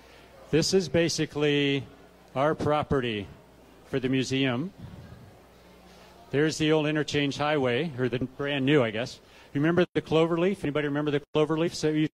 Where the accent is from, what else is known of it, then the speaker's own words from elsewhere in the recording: Monument, Colorado, United States; I grew up in the Monument area when it was so small that we only had a 2A high school.